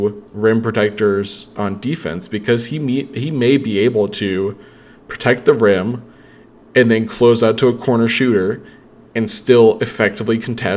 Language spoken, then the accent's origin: English; Spartanburg, South Carolina, United States; I grew up in Spartanburg, South Carolina.